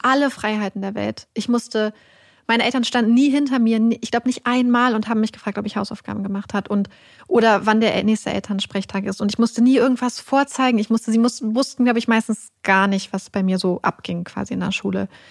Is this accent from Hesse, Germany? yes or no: no; Lüneburg Heath, Lower Saxony, Germany; ich bin irgendwo in der Lüneburger Heide groß geworden, in einem kleinen Dörfchen